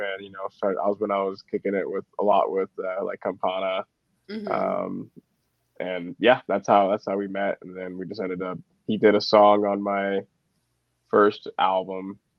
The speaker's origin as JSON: {"language": "English", "area": "Tri-Cities", "region": "Washington", "country": "United States", "tie": "born or raised there", "lives_now": "Seattle, United States", "said": "We're both from the Tri-Cities."}